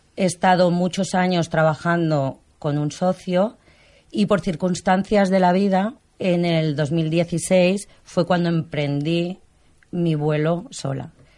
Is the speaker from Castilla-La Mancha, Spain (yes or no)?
no; Barcelona, Catalonia, Spain; Soy catalana, nacida aquí en Barcelona.